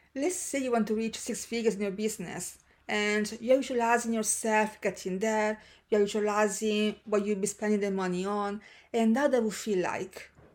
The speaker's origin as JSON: {"language": "English", "country": "Senegal", "tie": "born or raised there", "moved": "as an adult", "said": "Senegal, my hometown"}